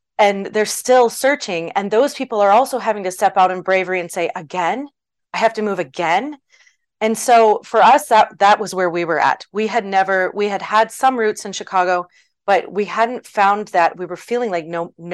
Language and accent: English; Eastern Canada, Canada; moved away; also born or lived in Los Angeles, California; We're not from there originally. I'm from Eastern Canada.